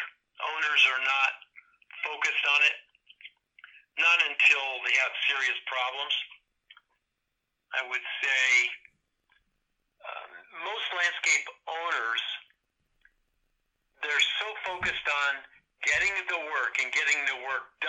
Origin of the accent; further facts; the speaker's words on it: Connecticut, United States; I'm from Connecticut. I've lived here most all my life